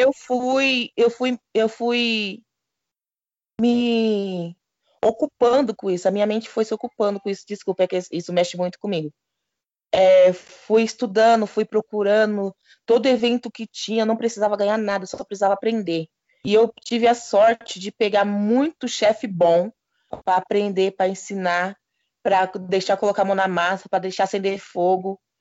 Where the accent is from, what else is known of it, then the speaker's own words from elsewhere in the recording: São Paulo, Brazil; eu sou da quebrada